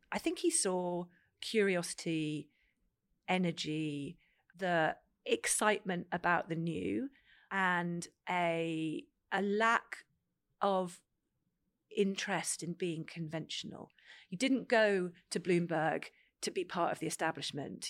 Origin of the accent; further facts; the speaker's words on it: Cambridge, East of England, United Kingdom; I grew up in Cambridge